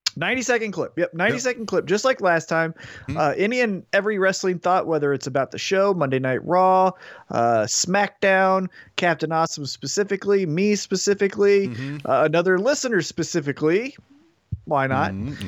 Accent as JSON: {"language": "English", "town": "Independence", "region": "Missouri", "country": "United States", "tie": "born or raised there", "said": "I'm from Independence, Missouri"}